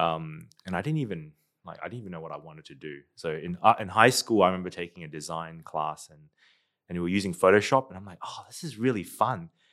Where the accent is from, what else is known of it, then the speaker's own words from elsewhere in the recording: Darwin, Northern Territory, Australia; moved away as an adult; also born or lived in Singapore; now in United States; I grew up in Darwin